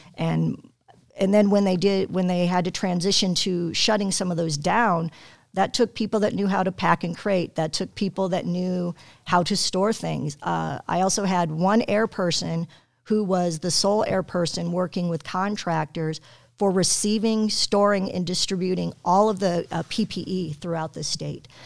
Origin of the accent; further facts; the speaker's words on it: Aurora, Colorado, United States; moved away as an adult; also born or lived in Wyoming; now in Illinois, United States; I'm from Colorado